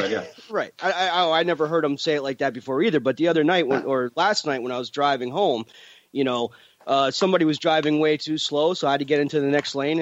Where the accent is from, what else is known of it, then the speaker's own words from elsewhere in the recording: Jersey Shore, central New Jersey, United States; accent: central/southern New Jersey; I'm from the Jersey Shore, which is central New Jersey